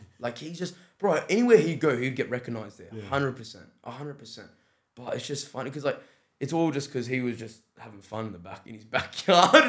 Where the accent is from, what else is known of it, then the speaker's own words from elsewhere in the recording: Australia; I'm from Australia across the world